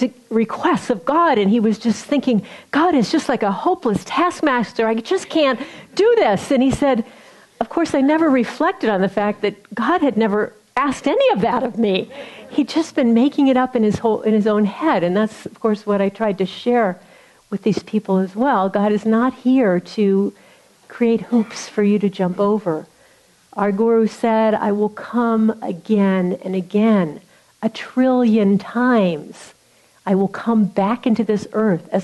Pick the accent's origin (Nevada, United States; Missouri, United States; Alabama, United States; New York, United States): Missouri, United States; I'm from Missouri